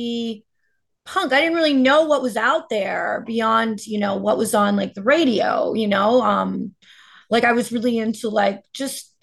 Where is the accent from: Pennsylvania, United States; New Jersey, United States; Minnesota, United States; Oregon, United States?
New Jersey, United States; I am from North Jersey